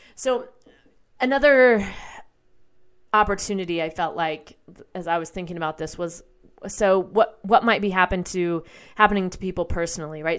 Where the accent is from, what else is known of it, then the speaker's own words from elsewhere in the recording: United States; also born or lived in Nashville, Tennessee; as American people